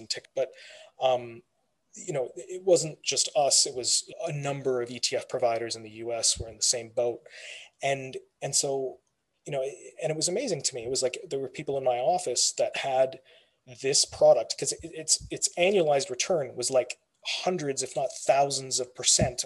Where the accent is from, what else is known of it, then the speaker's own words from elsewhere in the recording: Canada; My background, my family comes from India. I was born and raised here in Canada.